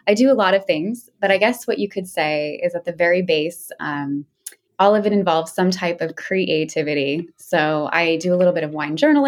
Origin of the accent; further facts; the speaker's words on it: Seattle, Washington, United States; also born or lived in Alaska; I'm originally from Seattle. I grew up in the city of Seattle